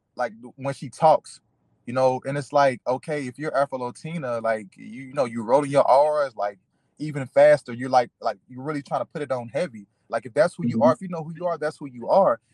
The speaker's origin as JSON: {"language": "English", "country": "United States", "said": "I am still an American"}